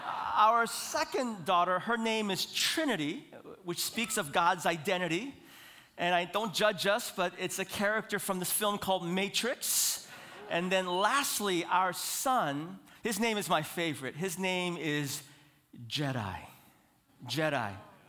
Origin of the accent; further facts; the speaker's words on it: Seoul, South Korea; born there; I was born in Seoul, South Korea.